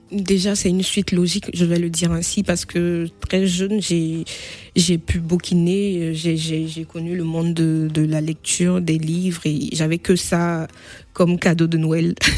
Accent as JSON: {"language": "French", "town": "Bouaké", "country": "Côte d’Ivoire", "tie": "born or raised there", "moved": "yes", "lives_now": "Nemours, France", "said": "je suis ivoirienne euh, d'ethnie BT, ethnie située au centre-ouest de la Côte d'Ivoire"}